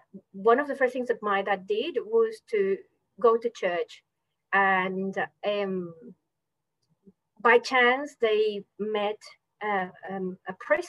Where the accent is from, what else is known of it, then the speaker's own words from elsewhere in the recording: Australia; I was born in Australia. You know, I am Australian. I never identified myself as Venezuelan.